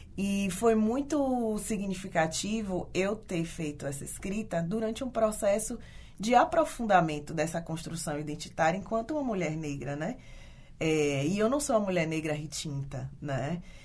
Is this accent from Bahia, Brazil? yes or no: yes; Ilhéus, Bahia, Brazil; moved away as an adult; now in Porto Alegre, Brazil; eu sou nascida e criada em Ilhéus, no interior é, sul da Bahia